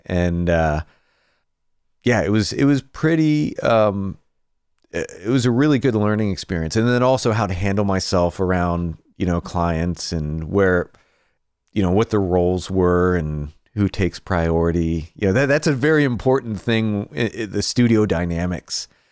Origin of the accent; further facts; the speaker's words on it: Greensburg, Pennsylvania, United States; moved away as an adult; now in Nashville, United States; I started off, uh, just outside of Pittsburgh in a town called Greensburg, P